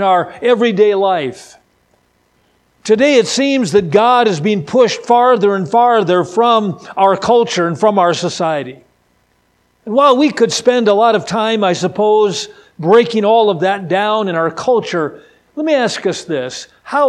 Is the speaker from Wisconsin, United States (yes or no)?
yes; Wisconsin, United States; moved away as an adult; now in California, United States; I'm originally from Wisconsin, and thank the Lord for my Midwestern roots.